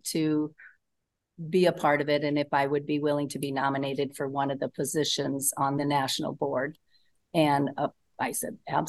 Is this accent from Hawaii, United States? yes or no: no; Northeast Nebraska, United States; I'm from Northeast Nebraska. I grew up on a farm with six brothers